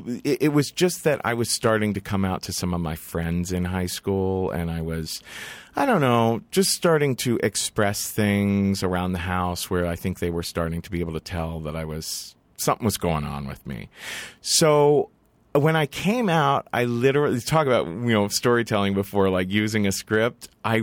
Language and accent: English; Cincinnati, Ohio, United States; because I grew up in Cincinnati is one of those white flight kind